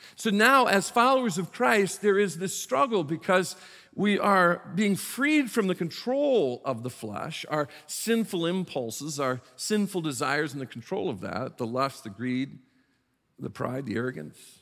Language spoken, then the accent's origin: English; South Bend, Indiana, United States; moved away as an adult; also born or lived in Beckley, West Virginia / Prince George's County, Maryland; went to my home state of Indiana, went to South Bend, Indiana, which is the ca, county seat of Saint Joe County, where I was born and raised, spent the first eighteen years of my life